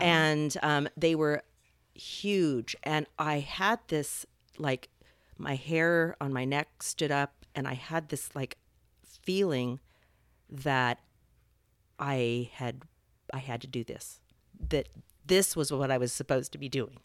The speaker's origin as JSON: {"language": "English", "town": "Salem", "region": "Oregon", "country": "United States", "tie": "born or raised there", "also_born_or_lived": "Los Angeles", "moved": "as an adult", "said": "I grew up in Salem"}